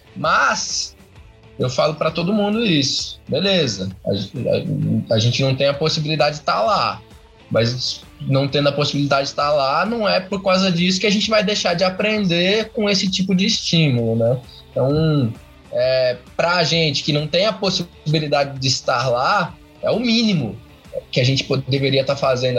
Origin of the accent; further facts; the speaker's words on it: Curitiba, Paraná, Brazil; eu sou aqui de Curitiba, Paraná